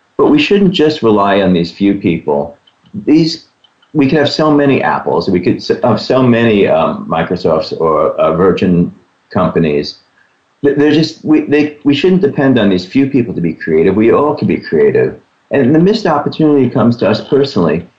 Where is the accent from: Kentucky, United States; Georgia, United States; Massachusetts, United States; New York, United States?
New York, United States; New York City; I grew up around the New York City area, and it was actually on Staten Island